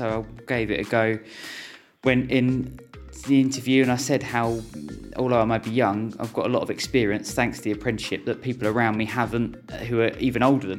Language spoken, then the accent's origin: English; Ashford, South East England, United Kingdom; I've been looking after my hometown paper for almost 2 years now